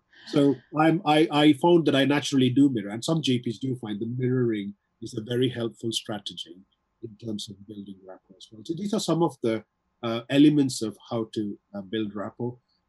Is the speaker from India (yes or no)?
yes; South India, India; English is a second language; also born or lived in London; now in Wigan, United Kingdom; my accent is from all over the place, because I did my schooling in South India. Even though I studied in English medium, my teachers were speaking with an Indian accent. Then I moved to London, and then I came up to Wigan.